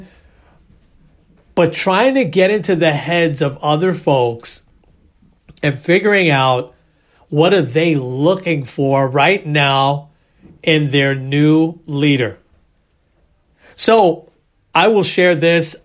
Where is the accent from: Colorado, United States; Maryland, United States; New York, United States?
New York, United States; New York City; I was from the Bronx